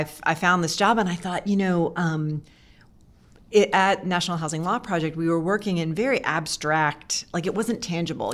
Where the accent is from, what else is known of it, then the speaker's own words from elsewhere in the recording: East Coast, United States; also born or lived in Oakland, California; now in Charlottesville, United States; I grew up on the East Coast, so it was, I feel like I was coming back home